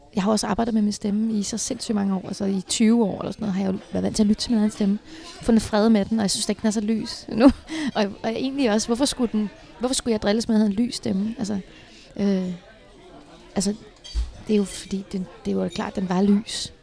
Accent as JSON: {"language": "Danish", "town": "Herlev", "region": "Capital Region of Denmark", "country": "Denmark", "tie": "born or raised there", "said": "min, at min opvækst i Herlev var helt fantastisk"}